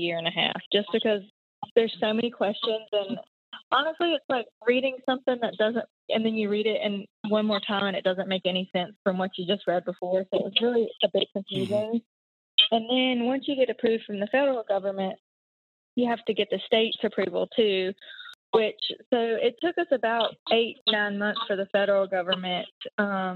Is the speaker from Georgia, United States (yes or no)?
no; North Carolina, United States; also born or lived in Charleston; I grew up in North Carolina